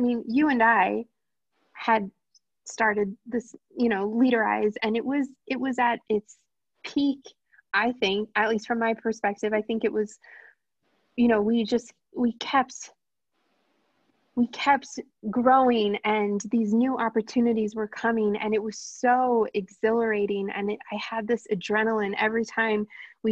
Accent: New Jersey, United States; moved away as an adult; also born or lived in Brussels / Hoboken; now in New York City, United States; I grew up in New Jersey.

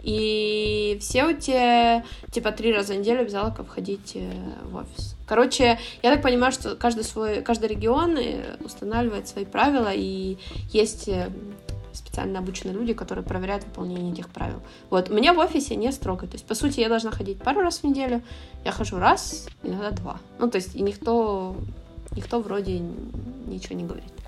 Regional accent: Ukraine; moved away as an adult; now in Barcelona, Spain; Я с Украины

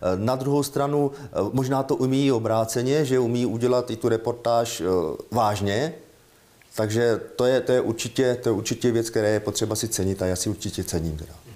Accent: Moravian Wallachia, Zlín Region, Czechia; my jsme Valaši

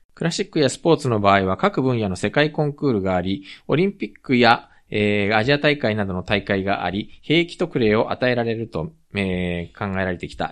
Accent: Japan; also born or lived in South Korea; 日本生まれ韓国在住経験あり、仕事やプライベートでたまに聞きしている日本人の

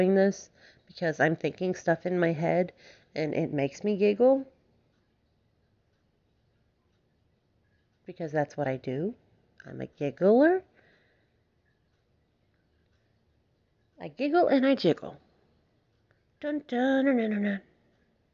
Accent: Alabama, United States; I have been born and raised in the South, United States, Alabama, all the way

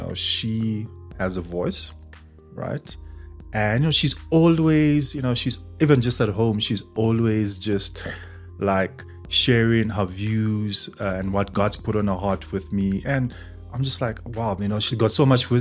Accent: Zambia; moved away as an adult; now in South Africa; I'm from Zambia

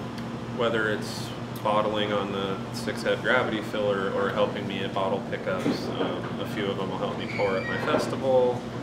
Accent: El Segundo, California, United States; I grew up in LA, El Segundo, a little tiny suburb.

